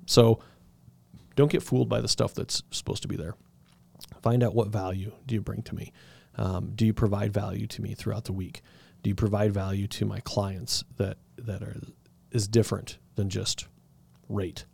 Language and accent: English; Southern Colorado, United States; I'm from Southern Colorado